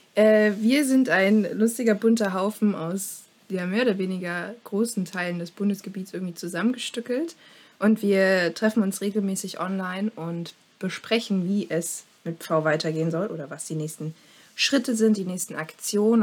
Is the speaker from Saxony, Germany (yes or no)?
yes; Dresden, Saxony, Germany; Ich bin auch aus Sachsen, allerdings aus Dresden